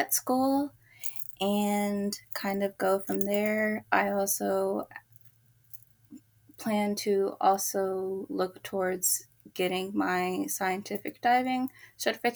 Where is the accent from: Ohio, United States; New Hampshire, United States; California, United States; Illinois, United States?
California, United States; Bay Area; also born or lived in Travis Air Force Base, California; I was born in Travis Air Force Base, and I am originally from the Bay Area in California